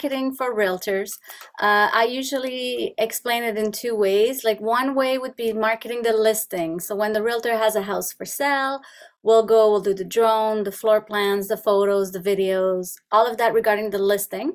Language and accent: English; Montreal, Quebec, Canada; English is a second language; moved away as an adult; now in Ontario, Canada; I'm originally from Montreal. I lived all my life in Montreal